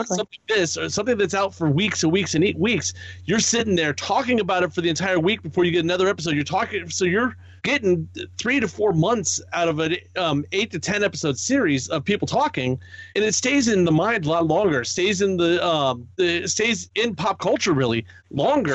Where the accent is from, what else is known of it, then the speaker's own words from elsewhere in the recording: the East, East Coast, United States; growing up in the East, Hasbro and Mattel was like